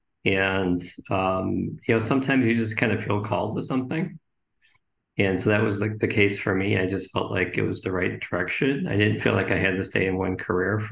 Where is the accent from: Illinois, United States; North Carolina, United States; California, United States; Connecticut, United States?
Illinois, United States; Oak Park; I grew up in Oak Park